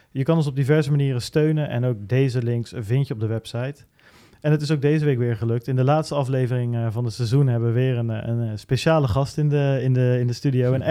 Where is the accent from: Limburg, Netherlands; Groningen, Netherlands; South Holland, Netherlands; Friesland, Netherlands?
Friesland, Netherlands; Helemaal uit het Hoge Noorden. ja, uit Friesland. Ja. Uit Friesland, ja.